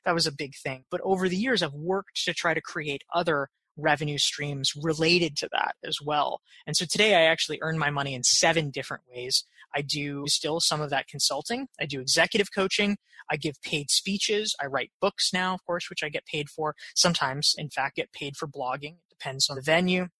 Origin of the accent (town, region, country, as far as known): Pinehurst, North Carolina, United States; born or raised there; now in New York, United States